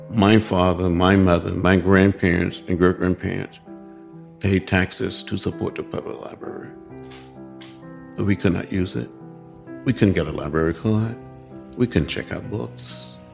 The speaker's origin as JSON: {"language": "English", "town": "Troy", "region": "Alabama", "country": "United States", "said": "in 1956, when I was 16 years old, with some of my brothers and sisters and cousins going down to the public library in a little town of Troy, Alabama"}